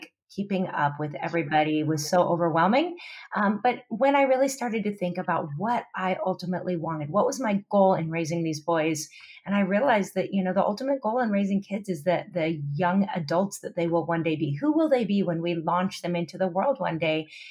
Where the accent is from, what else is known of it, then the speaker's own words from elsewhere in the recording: Pacific Northwest, United States; moved away as an adult; now in Oahu, United States; I come from the Pacific Northwest originally, but my husband and I moved to Hawaii 19 years ago